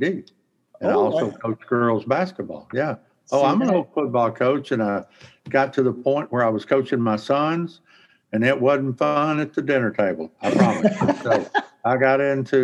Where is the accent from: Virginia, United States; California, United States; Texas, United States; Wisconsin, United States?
Texas, United States; now in Monroe, United States; I'm from Texas, but I'm in home now in Monroe, Louisiana